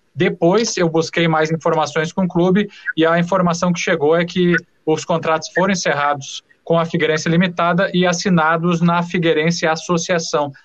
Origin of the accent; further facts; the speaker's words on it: Santa Maria, Rio Grande do Sul, Brazil; moved away as an adult; now in Florianópolis, Brazil; Santa Maria, Rio Grande do Sul